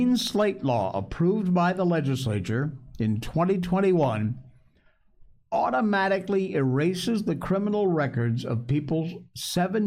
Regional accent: Cornwall, Connecticut, United States; moved away; also born or lived in Torrington, Connecticut; I grew up in Connecticut. I was born at Charlotte Hungerford Hospital in Torrington, but my family at the time, my mom and dad, lived in Cornwall, Connecticut

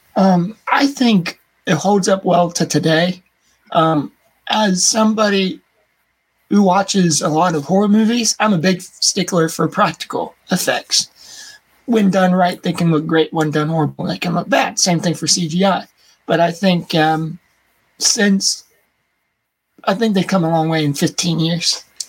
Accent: United States; accent: American; my American American accent's weird

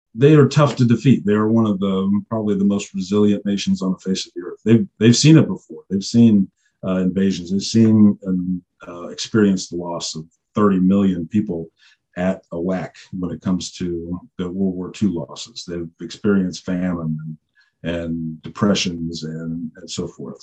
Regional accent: United States; also born or lived in Russia / Eastern Europe; we grew up in the United States

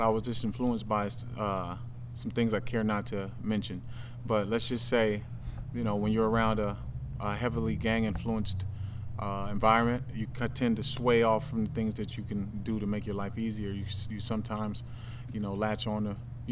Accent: Pasadena, California, United States; also born or lived in Tyler, Texas; I grew up in Pasadena, California. I was born in Tyler, Texas, but I came out here when I was about, you know, 6-7 years old, and I've been here ever since

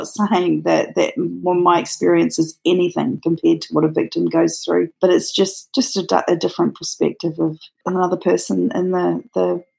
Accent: New Zealand; now in Australia; Mine's a bit of a mix. I'm actually originally from New Zealand, and but I live in Australia.

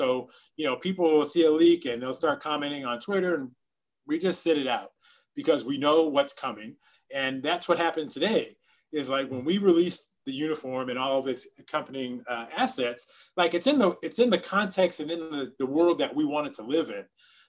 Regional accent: Miami, Florida, United States; I want to be myself because I'm from Miami and I want to be me

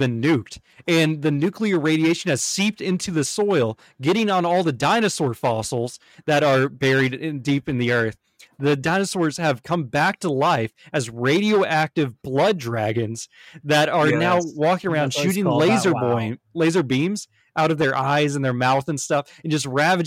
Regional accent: United States; As an American, I am very politically charged

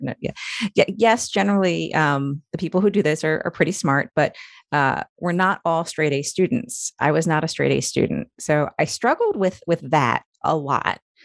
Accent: Long Island, New York, United States; moved away as an adult; now in Maryland, United States; I'm originally from New York. I grew up, up, s, uh, grew up on Long Island

